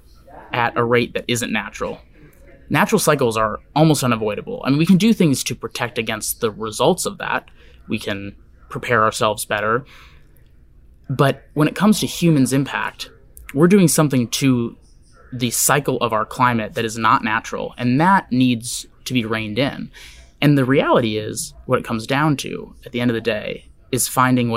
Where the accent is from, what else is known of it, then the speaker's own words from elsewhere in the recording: Wisconsin, United States; now in Seattle, United States; where I grew up in Wisconsin